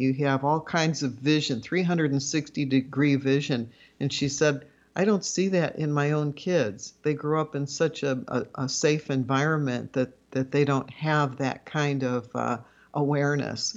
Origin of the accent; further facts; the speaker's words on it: Chicago, Illinois, United States; my sister and I grew up in Chicago. We started our earliest years right in the city, and then as I got to high school age, my parents wanted to m, move to the suburbs